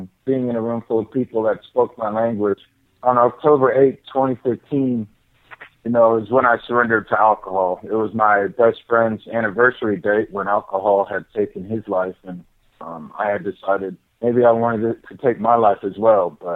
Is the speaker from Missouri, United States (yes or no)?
no; Lawrence, Kansas, United States; moved away as an adult; now in Montana, United States; I'm from Lawrence, Kansas, born and raised, and then I moved here to Montana just about 5 years ago